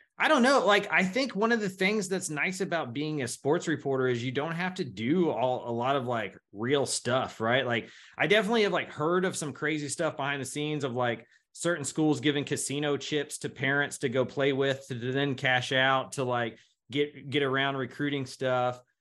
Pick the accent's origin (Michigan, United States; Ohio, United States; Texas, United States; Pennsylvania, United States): Texas, United States; Missouri City; I grew up in Missouri City in elementary school